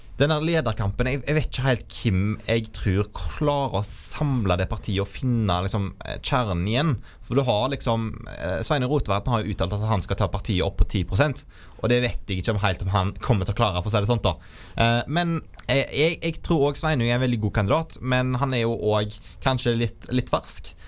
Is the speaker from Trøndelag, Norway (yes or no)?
no; Vindafjord, Rogaland, Norway; Og så kommer jeg fra Vindafjord, en sterk landbrukskommune utenfor Haugesund